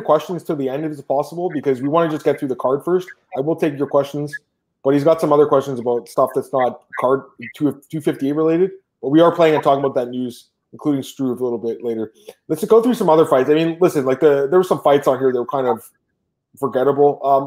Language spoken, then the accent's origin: English; Canada; I'm Canadian